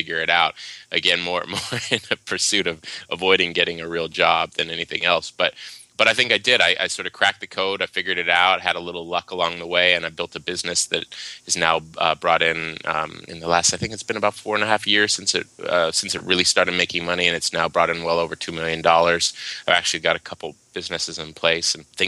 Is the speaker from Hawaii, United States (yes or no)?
yes; Waimanalo, Hawaii, United States; moved away; also born or lived in Seattle / Los Angeles; I was born and raised in Hawaii, a little town called Waimanalo on the island of Oahu